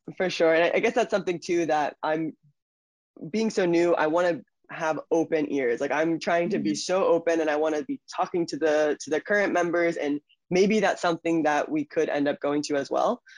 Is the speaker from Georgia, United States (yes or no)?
no; Stuart, Florida, United States; also born or lived in Germany; I grew up in Florida